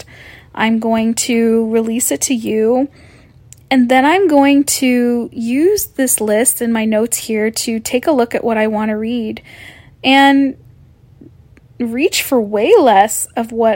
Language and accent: English; Canada; I'm Canadian